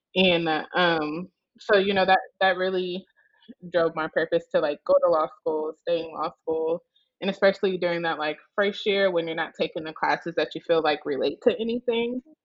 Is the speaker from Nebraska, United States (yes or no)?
yes; Omaha, Nebraska, United States; now in New Orleans, United States; I am originally from Omaha, Nebraska.